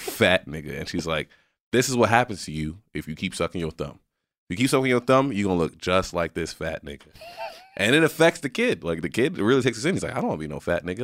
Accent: Southwest, United States; moved away; also born or lived in West Coast; I grew up in the Southwest

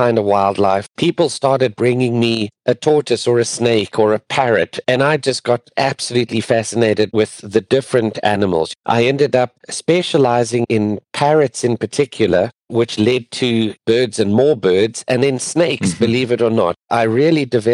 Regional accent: near Johannesburg, Gauteng, South Africa; moved away as an adult; also born or lived in Pretoria, South Africa / Durban, South Africa; now in Florida, United States; I'm actually from South Africa, born and raised just near Johannesburg

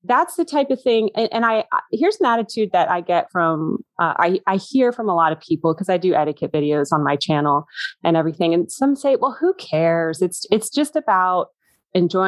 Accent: United States; I was the only American there

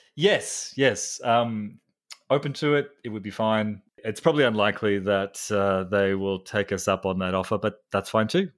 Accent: Australia; I'm a psychologist from Australia

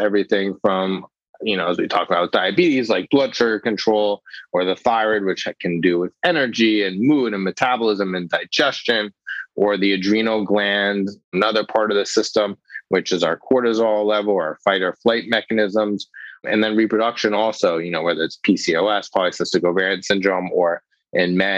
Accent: Los Angeles, California, United States; moved away as an adult; now in New York, United States; I grew up in Los Angeles, but did all my medical training here in New York

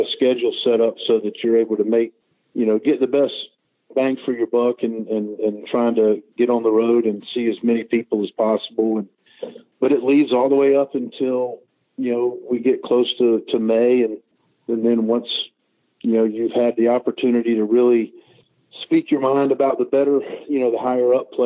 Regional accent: Charlotte, North Carolina, United States; I'm from Charlotte. I live in Charlotte, North Carolina

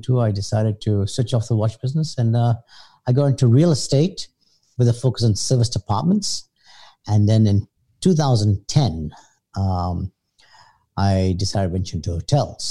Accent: Hong Kong; I was born in Hong Kong. Lived all my life here except for high university

